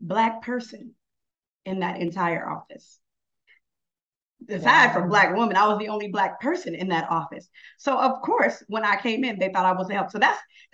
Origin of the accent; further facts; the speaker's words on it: Tacoma, Washington, United States; now in Atlanta, United States; I'm based in Atlanta, but I'm from Tacoma, Washington